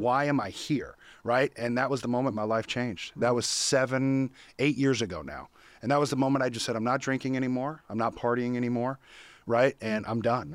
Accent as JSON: {"language": "English", "town": "Sacramento", "region": "California", "country": "United States", "tie": "born or raised there", "said": "I was born and raised in Sacramento, California"}